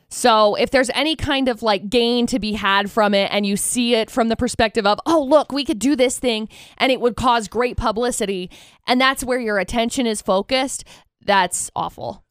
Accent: Tremont, United States; I grew up in Tremont

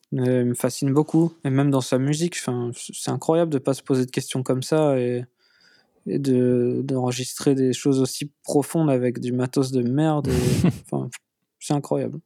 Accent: Nantes, Pays de la Loire, France; je suis né à Nantes

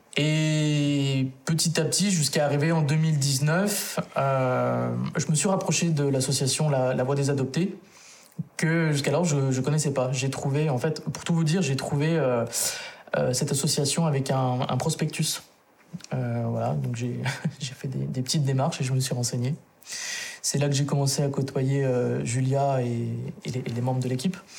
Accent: Lyon, Auvergne-Rhône-Alpes, France; also born or lived in Guatemala; adopté tout petit par une famille, un couple de Français. À, à Lyon, en fait, dans, en région lyonnaise. voilà, et tout, en fait, toute mon enfance

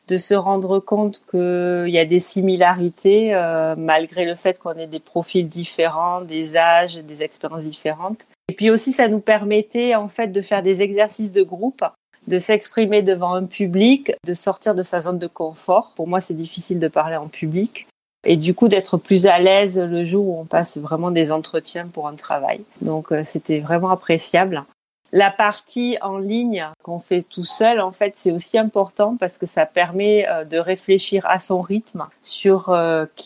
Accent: France; moved away as an adult; also born or lived in Beijing, China / England; now in Singapore; J'ai quitté la France en 2002 pour suivre mon conjoint. On est parti d'abord trois ans à Pékin, en Chine, puis sept ans en Angleterre. Et ça fait presque neuf ans maintenant qu'on est à Singapour.

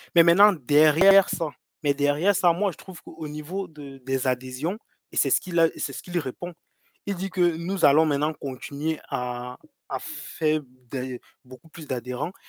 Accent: Cameroon

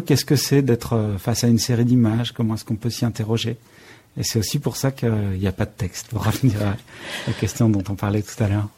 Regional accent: Limousin, Nouvelle-Aquitaine, France; j'ai été élevé dans le Limousin

